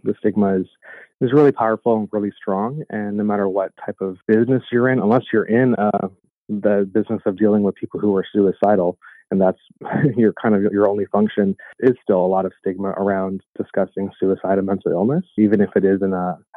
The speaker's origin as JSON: {"language": "English", "town": "Toronto", "region": "Ontario", "country": "Canada", "tie": "born or raised there", "said": "born and raised in Toronto"}